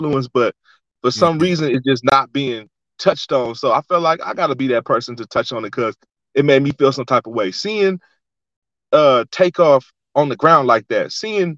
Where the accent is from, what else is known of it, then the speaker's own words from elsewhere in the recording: Oakland, California, United States; moved away as an adult; also born or lived in San Diego, California; now in Las Vegas, United States; I grew up in Oakland